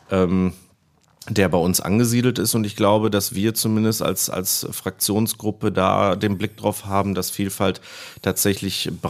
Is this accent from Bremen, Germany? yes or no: no; Iserlohn, North Rhine-Westphalia, Germany; born or raised there; also born or lived in Greece